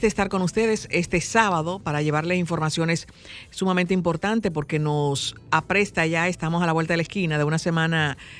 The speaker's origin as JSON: {"language": "Spanish", "country": "Dominican Republic", "said": "como muchos dominicanos, somos muy creativos"}